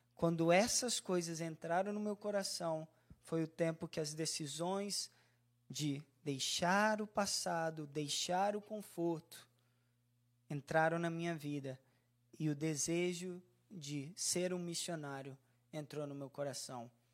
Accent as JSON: {"language": "Portuguese", "town": "Vila Velha", "region": "Espírito Santo", "country": "Brazil", "tie": "born or raised there", "also_born_or_lived": "Spain", "moved": "as an adult", "lives_now": "Canada", "said": "a minha cidade natal, Vila Velha. Eu morava duas quadras da praia."}